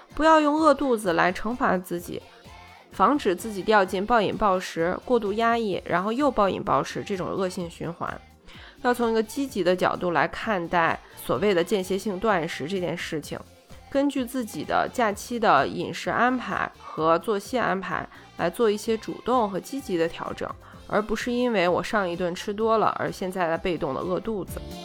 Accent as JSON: {"language": "Chinese", "country": "China", "said": "我们中国人"}